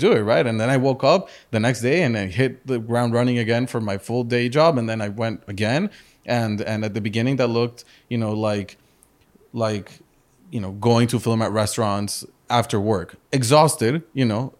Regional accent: Madrid, Community of Madrid, Spain; also born or lived in Chicago; now in Miami, United States; I was born in Chicago. Uh, my parents are from Colombia and from the U S. I grew up in Madrid, in Spain, and, uh, then I moved over to Miami fifteen years ago

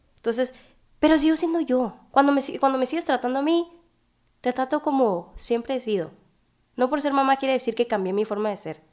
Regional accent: Hermosillo, Sonora, Mexico; soy de Hermosillo, Sonora

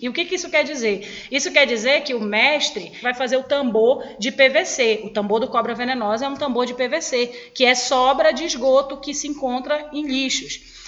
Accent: Belém, Pará, Brazil; also born or lived in Benevides, Pará; Na verdade, a minha vida desde os seis anos de idade é em Coraci. Eu nasci em Belém

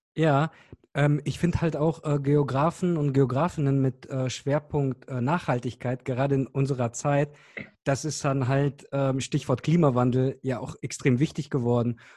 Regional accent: Cologne, North Rhine-Westphalia, Germany; ich komme aus Köln

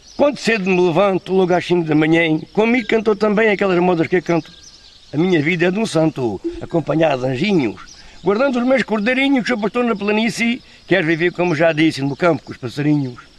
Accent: Portel, Alentejo, Portugal; Sou de Portel natural

